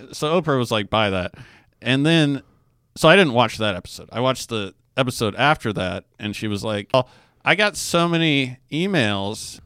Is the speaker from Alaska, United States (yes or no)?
yes; Alaska, United States; I grew up in Alaska